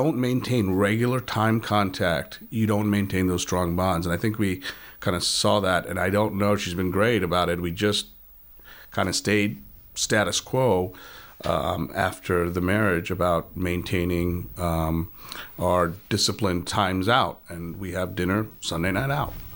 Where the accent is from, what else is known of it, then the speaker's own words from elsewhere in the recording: East Coast, United States; moved away as an adult; also born or lived in born outside the United States; now in Saint Louis, United States; I grew up on the East Coast